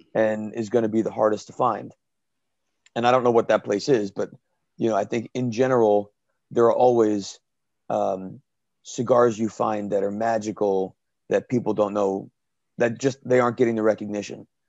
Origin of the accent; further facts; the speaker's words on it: Danielson, Connecticut, United States; my hometown, Danielson, Connecticut, Killingly High School